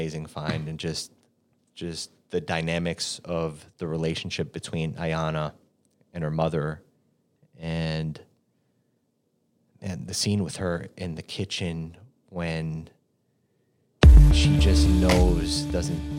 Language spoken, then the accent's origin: English; New York City, New York, United States; being a New Yorker and being born in Manhattan